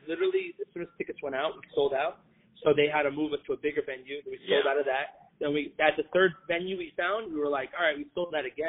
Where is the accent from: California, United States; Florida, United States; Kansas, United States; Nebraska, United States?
Florida, United States; we're from Florida